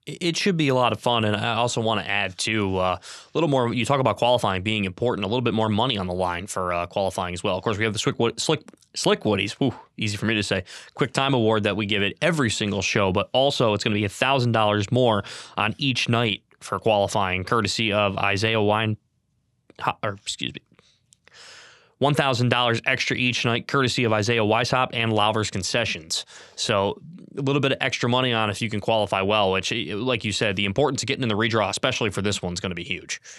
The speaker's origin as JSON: {"language": "English", "region": "Capital District of New York", "country": "United States", "tie": "born or raised there", "said": "I grew up in Capital District of New York"}